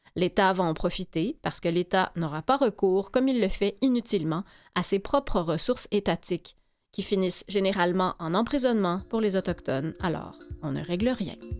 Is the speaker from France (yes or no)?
no; Abitibi, Quebec, Canada; j'ai grandi en Abitibi